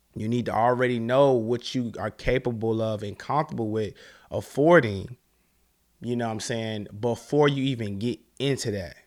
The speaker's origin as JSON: {"language": "English", "town": "Charlotte", "region": "North Carolina", "country": "United States", "said": "I'm from Charlotte, North Carolina."}